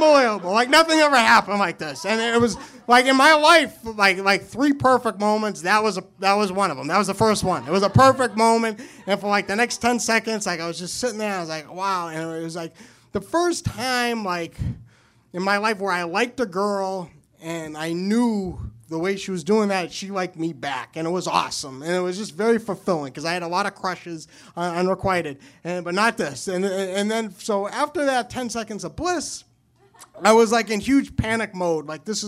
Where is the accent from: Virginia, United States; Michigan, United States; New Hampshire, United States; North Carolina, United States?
New Hampshire, United States; So I am from New Hampshire.